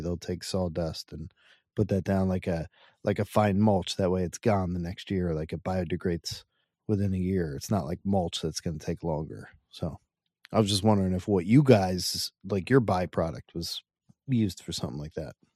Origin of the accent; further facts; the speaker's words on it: Hackettstown, New Jersey, United States; I'm from Northwest Jersey, farm country